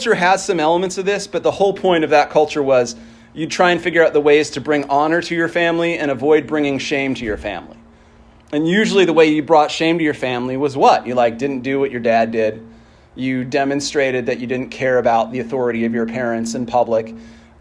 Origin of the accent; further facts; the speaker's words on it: Salt Lake City, Utah, United States; moved away; as a kid who grew up in Salt Lake City, I really, really loved my hometown. But when I decided to move somewhere else